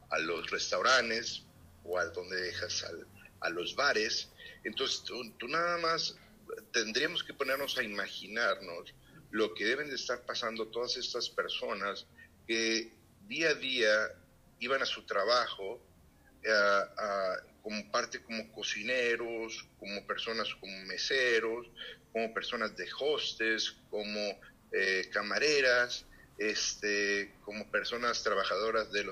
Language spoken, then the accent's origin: Spanish; Monterrey, Nuevo León, Mexico; a la ciudad de Monterrey, que es pues, mi ciudad natal.